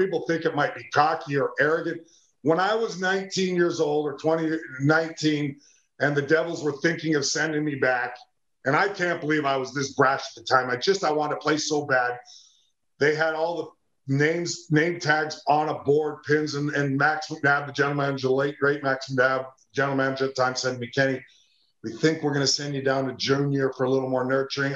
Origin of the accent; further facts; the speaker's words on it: Edmonton, Alberta, Canada; where I grew up in Edmonton, Alberta